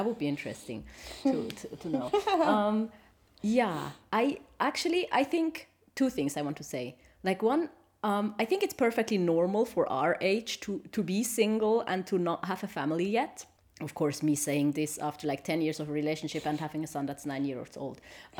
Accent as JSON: {"language": "English", "country": "Switzerland", "second_language": "English", "said": "And he's from Korea and I'm from Switzerland, you know, and we met there. We were both on vacation and we spoke in English, but our English was really bad"}